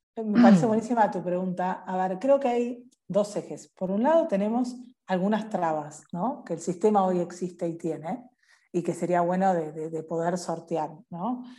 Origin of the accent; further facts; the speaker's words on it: Argentina; nos pasa como argentinos